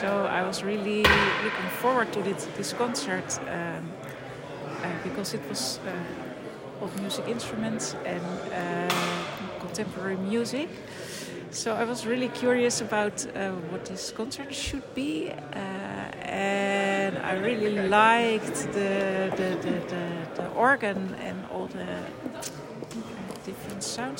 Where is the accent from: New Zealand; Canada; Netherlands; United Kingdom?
Netherlands; Utrecht; I'm from Utrecht.